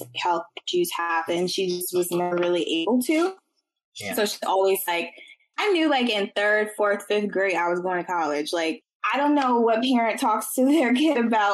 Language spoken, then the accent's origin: English; Richmond, United States; We're both from Richmond. We grew up on the same side of town, which is the south side of Richmond.